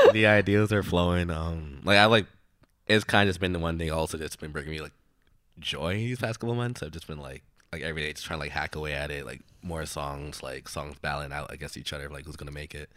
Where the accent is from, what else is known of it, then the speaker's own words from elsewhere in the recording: Brooklyn, New York, United States; growing up in Bru-, like, Brooklyn